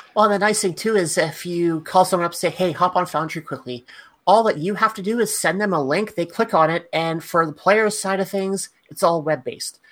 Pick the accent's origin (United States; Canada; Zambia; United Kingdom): Canada; as a Canadian